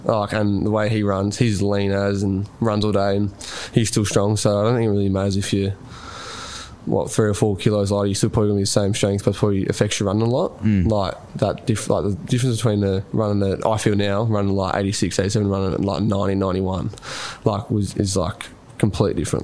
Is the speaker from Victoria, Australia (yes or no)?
yes; Rupanyup, Victoria, Australia; I'm from Rupner.